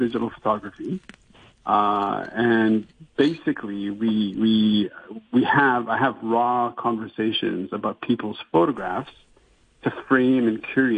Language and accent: English; Canada; moved away as an adult; now in Hong Kong; originally I'm from Canada. So I moved here in 2003